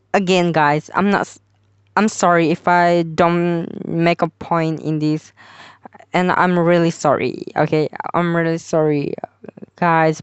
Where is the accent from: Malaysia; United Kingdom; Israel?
Malaysia; I'm from Malaysia too